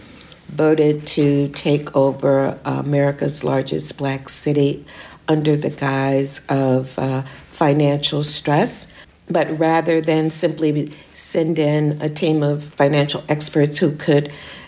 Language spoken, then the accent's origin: English; St. Louis, Missouri, United States; moved away as an adult; now in Detroit, United States; I was born and raised in St. Louis, and I still claim that identity, although I left there at the age of 18 and went away to school.